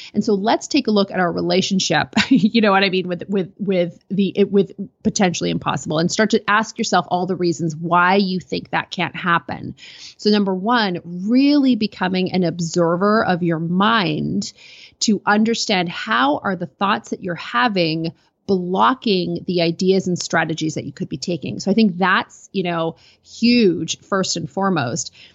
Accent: Canada; I'm a Canadian

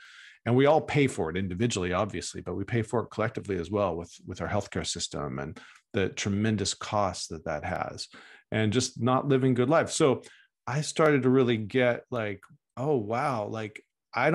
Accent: Texas, United States; moved away as an adult; now in Oakland, United States; Yeah. Well, I grew up in Texas and I now live in California, in Northern California, Oakland. And left Texas when I was in my early 20s

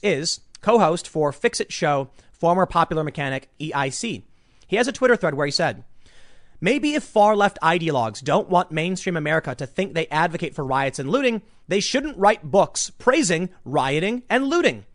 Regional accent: Chicago, Illinois, United States; moved away; this is my hometown

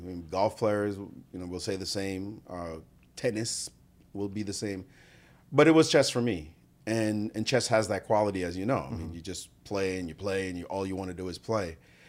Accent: Jamaica; now in United States; I came from Jamaica where it wasn't popular. We were more into soccer which we call football.

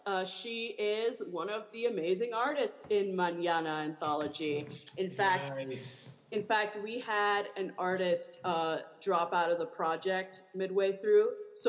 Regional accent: Miami, Florida, United States; when I was growing up in Miami, a poor family

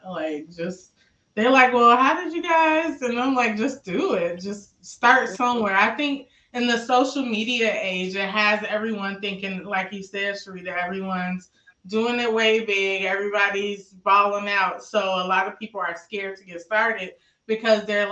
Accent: Maywood, Illinois, United States; I grew up in Maywood

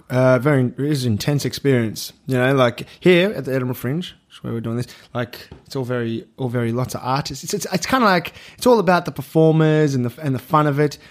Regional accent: Melbourne, Victoria, Australia; I grew up in Melbourne

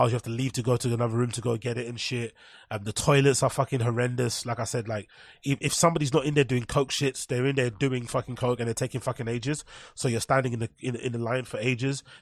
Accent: London, United Kingdom; As a Londoner, I never go to E1 for a night out as I just can't trust it and it won't be the same.

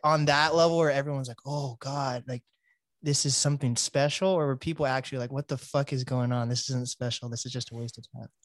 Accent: Seattle, Washington, United States; I'm one of the first generations of actual Black people actually being born in Seattle

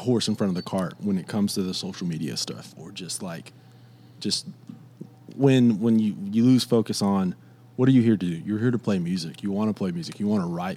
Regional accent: Fort Stockton, Texas, United States; I'm from Fort Stockton.

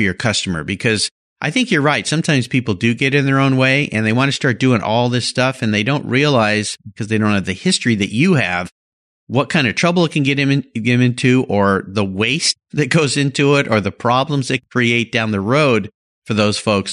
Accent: Southern California, United States; I lived close to the ocean down in Southern California.

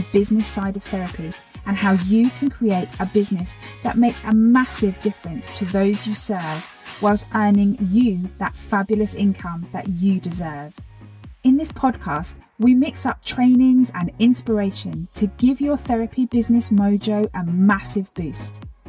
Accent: Phoenix, Arizona, United States

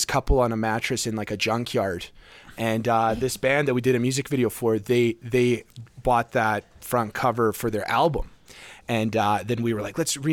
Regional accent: Bosnia & Herzegovina; now in Canada; Because I'm not from Canada, I'm from Bosnia, and my parents, they're like immigrants, and so was

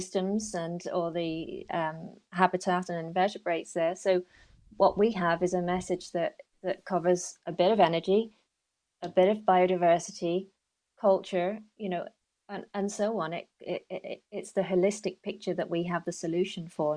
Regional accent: London, United Kingdom; moved away as an adult; now in Mayo, Ireland; I've picked up on my accent. I'm a Londoner originally.

